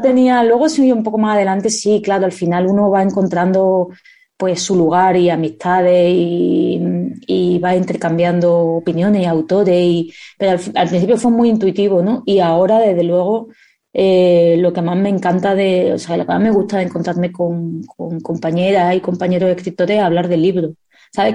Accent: Seville, Andalusia, Spain; accent: southern Spain; also born or lived in Madrid; Yo cumplí los tres años en Sevilla. Yo me siento totalmente andaluza. Mi acento se nota, la gente lo notará si conoce el acento del sur de España

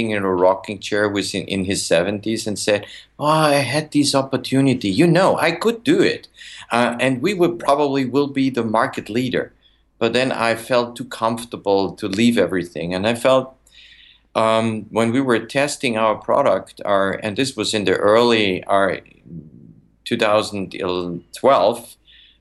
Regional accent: Vienna, Austria; moved away as an adult; now in United States; Originally, I'm from Austria, Vienna

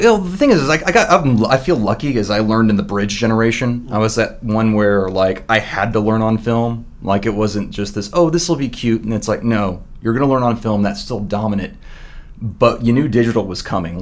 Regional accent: Memphis, Tennessee, United States; moved away as an adult; I'm originally from Memphis, Tennessee

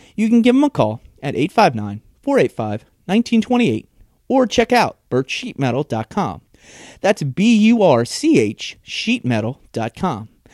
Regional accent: Northern Kentucky, United States; I'm a guy from Northern Kentucky

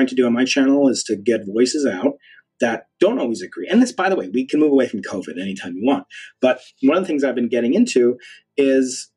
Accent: United States; my identity as an American

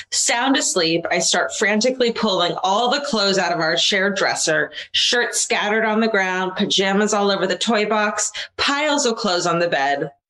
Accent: Concord, California, United States; I grew up in the Bay Area, Concord, and was fascinated by the candlelit vigils and community searches for this beautiful mother to be.

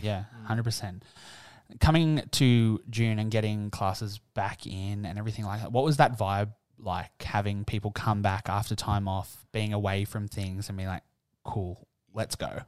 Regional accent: Newcastle, New South Wales, Australia; moved away; Today, I'm in my hometown for the first time

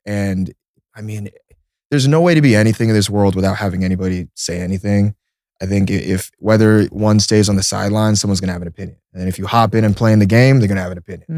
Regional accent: Seattle, Washington, United States; moved away; also born or lived in Illinois; I was born in Seattle.

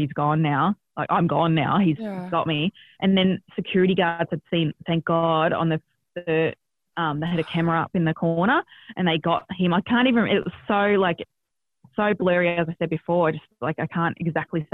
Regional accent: Australia; born or raised there

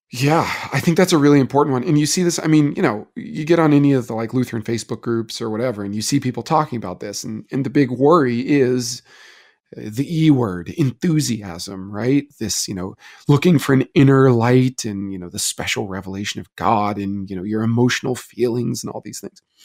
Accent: Wilmore, Kentucky, United States; I'm from Wilmore

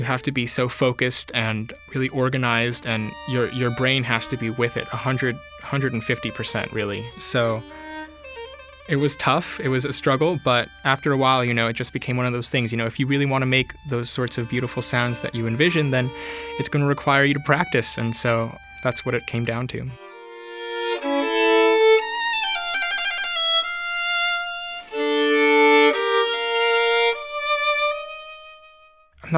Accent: Palm Beach Gardens, Florida, United States; I'm from Palm Beach Gardens, Florida

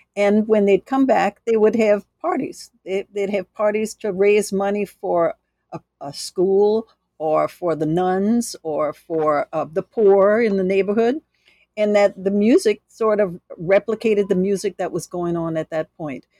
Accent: New Orleans, Louisiana, United States; I'm from New Orleans

